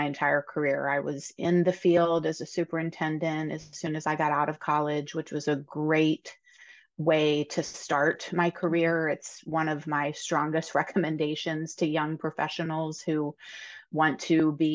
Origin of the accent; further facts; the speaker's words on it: Pennsylvania, United States; moved away as an adult; I actually was born and raised in Pennsylvania, but I haven't lived here for quite a long time and moved back in 2020